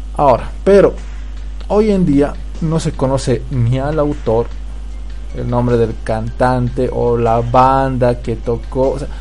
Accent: Bolivia; yo la veía, de niño, las pasaban acá en Bolivia

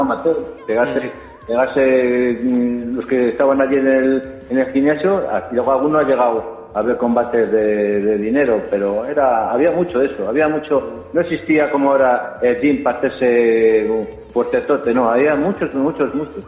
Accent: Valladolid, Castile and León, Spain; yo como soy de Valladolid

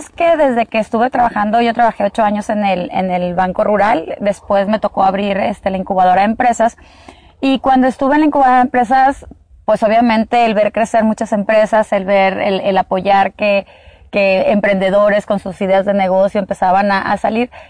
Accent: Sonora, Mexico; also born or lived in Mexico City; eh, nací en la Ciudad de México, no soy sonorense este, de nacimiento, pero pues ya lo traigo en la sangre, tengo viviendo aquí pues casi toda mi vida

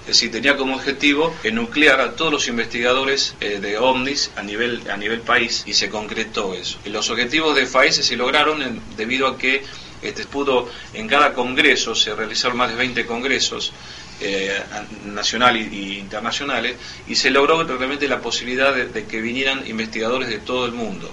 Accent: Rosario, Santa Fe, Argentina; yo vengo de la ciudad, provengo de la ciudad de Rosario.

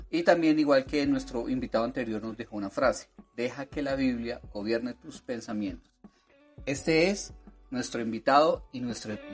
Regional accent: Bogotá, Colombia; Soy de aquí, de Bogotá, sí, señor.

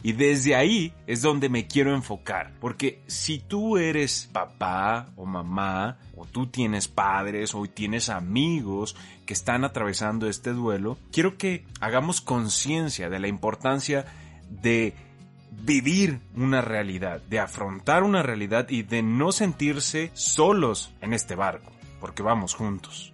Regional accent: Mexico; como mexicano sí sé

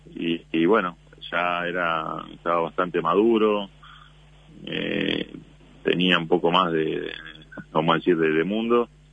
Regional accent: Uruguay

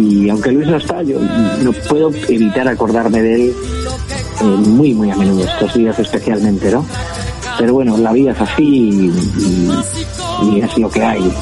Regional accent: Ezcaray, La Rioja, Spain; soy cocinero de La Rioja, de un pueblecito que se llama Escaray, y pertenezco a la quinta generación de, una familia que se lleva dedicando a la hostelería desde 1898

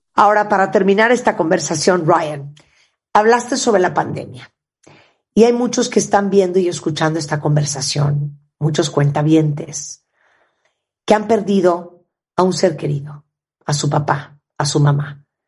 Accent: Canada; yo soy de Canadá

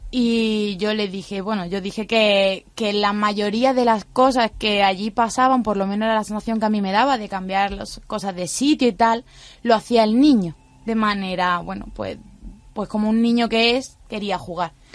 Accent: a village in Granada, Andalusia, Spain; no soy de Málaga, soy de un pueblo de Granada

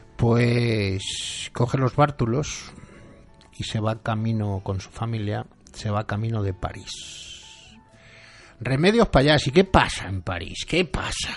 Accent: Valencian Community, Spain; nuestras tradiciones, todo aquello que contribuye a que seamos como somos hoy los valencianos

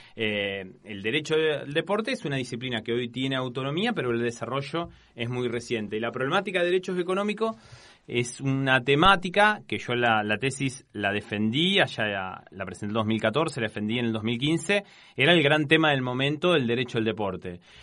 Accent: Casilda, Santa Fe, Argentina; moved away as an adult; now in Rosario, Argentina; terminé la, secundaria ya en Casilda

